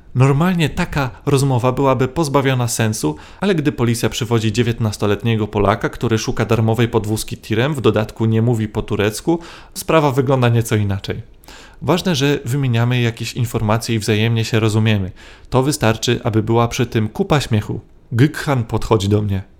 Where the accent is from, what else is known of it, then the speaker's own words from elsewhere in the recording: Poland; przyjechałem tutaj autostopem z Polski